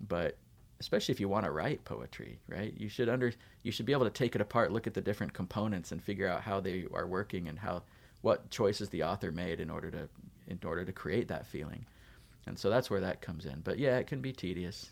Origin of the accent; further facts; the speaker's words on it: Davis, California, United States; moved away as an adult; also born or lived in Utah / Provo, Utah / Ohio; I was born in Utah, moved to Southern California, moved to Northern California, graduated from high school in Davis near Sacramento